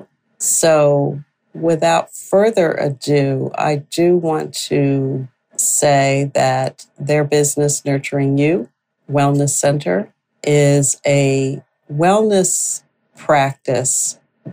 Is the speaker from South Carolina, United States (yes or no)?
no; upstate New York, United States; I grew up in upstate New York